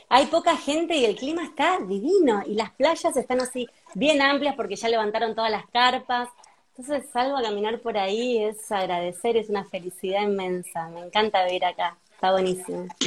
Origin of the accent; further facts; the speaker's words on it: Mar del Plata, Buenos Aires Province, Argentina; de repente ahora estoy en un grupo con un montón de consultores de Mar del Plata, que somos veintipico